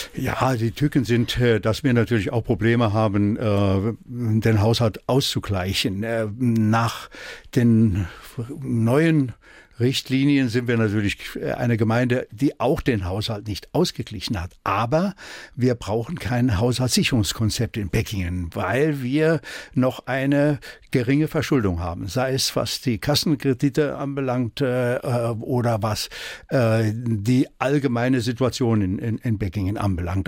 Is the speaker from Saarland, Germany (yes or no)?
yes; Erbringen, Saarland, Germany; also born or lived in Düppenweiler; Ich bin in Erbringen geboren und äh, nach Düppenweiler verheiratet